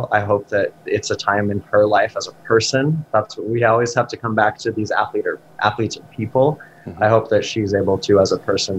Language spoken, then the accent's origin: English; Rocky Mountains, United States; And I'm from, I grew up in the Rockies.